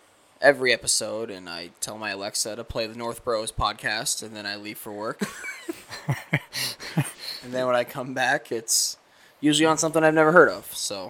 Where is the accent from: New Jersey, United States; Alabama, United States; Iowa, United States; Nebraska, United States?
Nebraska, United States; moved away as an adult; I'm originally from Nebraska. I moved up here a little over 4 years ago for work, and the time has come to go back home in my family business. So I decided to make the move back south to southern Nebraska